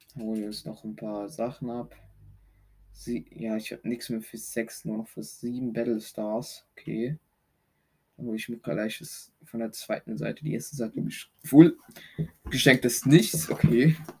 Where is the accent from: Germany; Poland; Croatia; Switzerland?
Switzerland; Ich komme aus der Schweiz.